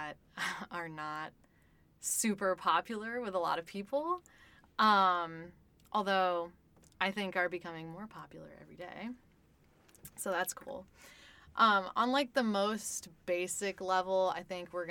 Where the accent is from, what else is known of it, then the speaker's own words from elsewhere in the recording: outside of Cleveland, Ohio, United States; now in Columbus, United States; I grew up in Ohio outside of Cleveland as a child of immigrants